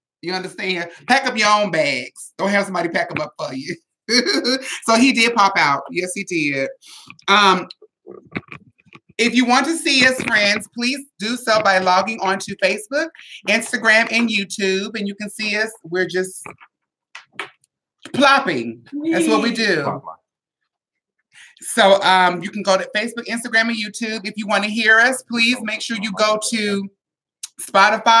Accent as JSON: {"language": "English", "town": "San Diego", "region": "California", "country": "United States", "tie": "born or raised there", "said": "I'm from Southeast San Diego"}